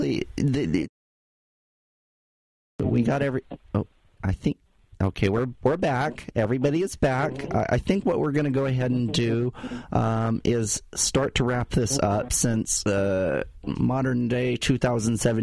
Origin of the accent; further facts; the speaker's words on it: Utah, United States; I grew up in Utah, where there really wasn't a lot of people of color, period.